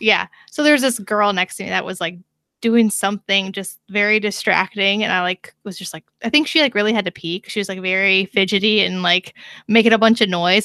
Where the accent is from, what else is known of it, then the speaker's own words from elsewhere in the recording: United States; as an American